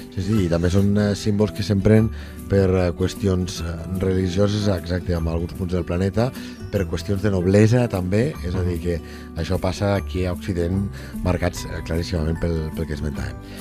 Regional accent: Lleida, Catalonia, Spain; nosaltres intentem com a lleidatans

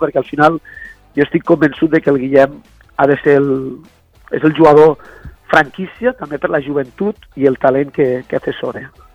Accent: Balaguer, Catalonia, Spain; som els dos de Balaguer i ens coneixíem ja de molts anys

